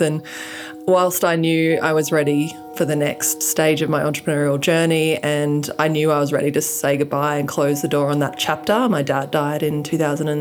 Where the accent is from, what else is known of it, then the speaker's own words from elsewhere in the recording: Australia; moved away as an adult; now in United States; I'm from Australia. I have a funny accent.